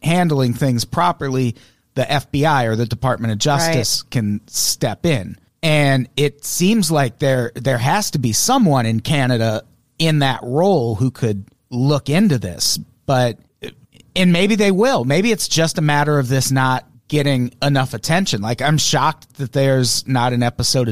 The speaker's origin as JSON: {"language": "English", "country": "United States", "said": "I'm an American"}